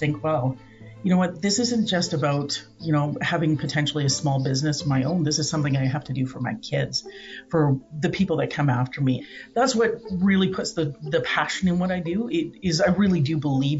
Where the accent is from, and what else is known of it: Alberta, Canada; born or raised there; also born or lived in Come By Chance, Newfoundland